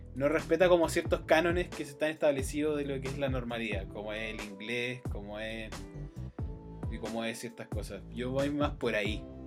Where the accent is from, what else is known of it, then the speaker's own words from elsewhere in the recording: Chile; conozco a Chile porque soy de Chile